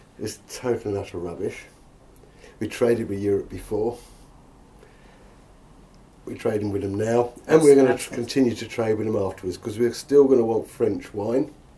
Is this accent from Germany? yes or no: no; England, United Kingdom; I am, yes, born and bred